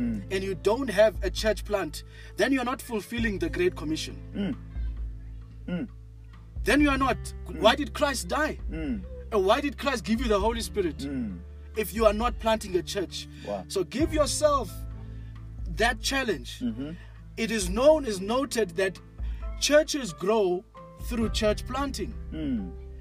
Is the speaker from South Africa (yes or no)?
yes; Mpumalanga, South Africa; When I grew up in Cape Town, Mpumalanga